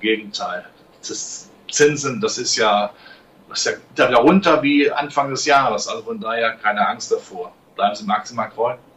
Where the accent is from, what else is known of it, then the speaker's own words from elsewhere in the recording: Germany; ich bin da nicht, äh, weit weg von diesen Krisengebieten groß geworden